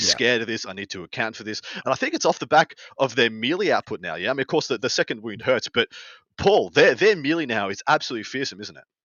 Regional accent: Australia; moved away; my home country

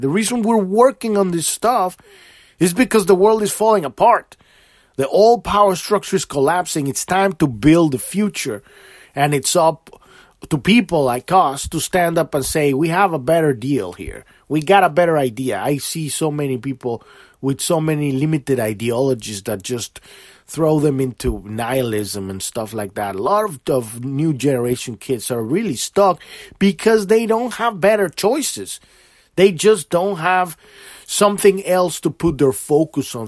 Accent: Mexico; I'm from Mexico. My country is beautiful, too

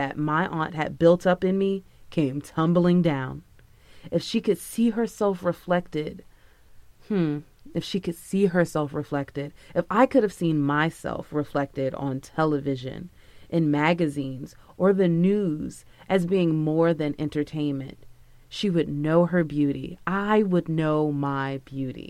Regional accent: Palm Beach, Florida, United States; I'm from Palm Beach

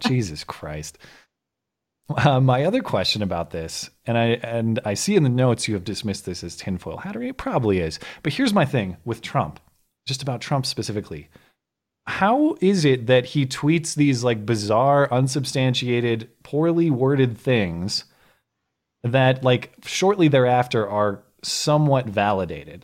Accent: United States; I am just an American rube

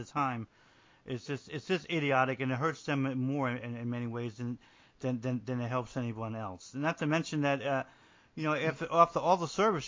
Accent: New Jersey, United States; moved away as an adult; I'm from New Jersey

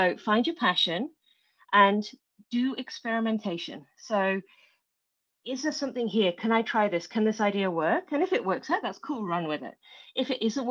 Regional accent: England, United Kingdom; moved away as an adult; now in New Zealand; So you will tell from my accent, I'm not originally from New Zealand, but I live in New Zealand now, in a beautiful place in the very top of the North Island. But I was born in England.

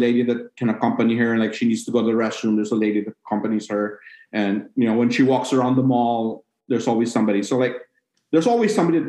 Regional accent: Cebu City, Central Visayas, Philippines; moved away; So I'm from Cebu City.

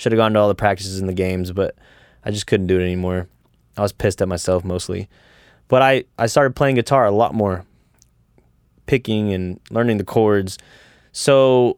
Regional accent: Pleasanton, Texas, United States; I grew up in Pleasanton, Texas

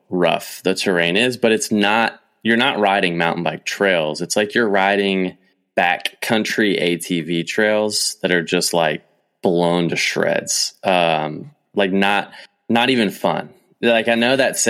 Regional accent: Kentucky, United States; I'm from Kentucky, but I'm not from true Kentucky.

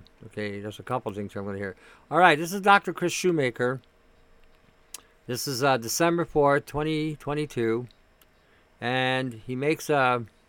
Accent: Canada

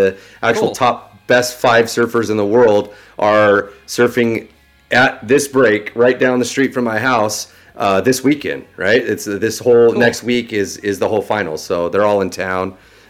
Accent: Orange County, Southern California, United States; growing up in Orange County and Southern California

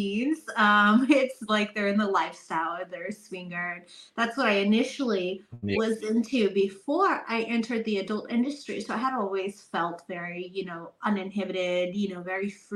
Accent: Texas, United States; I'm from Texas

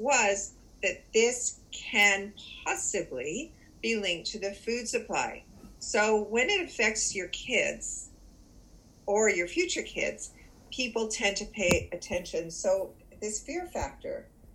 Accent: Canada; also born or lived in Toronto; I do live in Toronto. I am Canadian.

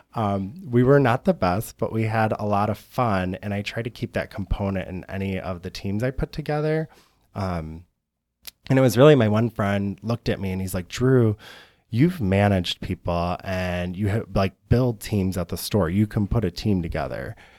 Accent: Algonac, Michigan, United States; now in Chicago, United States; I was on the east side in Algonac, very small town

